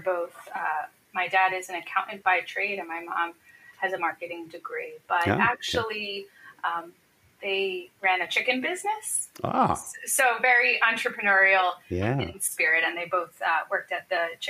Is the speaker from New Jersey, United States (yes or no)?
yes; New Jersey, United States; I am a New Jersey girl, if you will. I'm from South Jersey, which is very close to Philadelphia. I grew up with two sisters